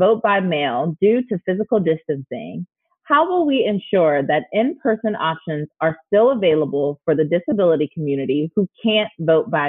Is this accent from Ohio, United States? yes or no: yes; Ohio, United States; my home state of Ohio